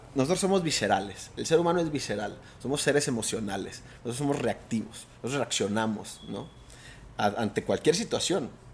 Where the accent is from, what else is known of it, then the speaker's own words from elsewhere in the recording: Mazatlán, Sinaloa, Mexico; yo soy de Mazatlán